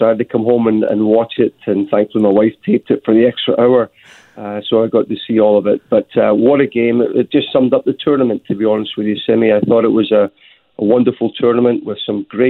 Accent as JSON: {"language": "English", "region": "Scotland", "country": "United Kingdom"}